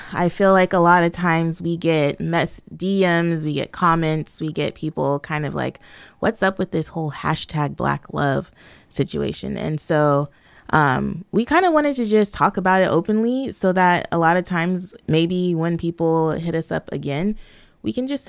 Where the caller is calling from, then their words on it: Australia; I'm coming from Australia, and I've been following your family for years and years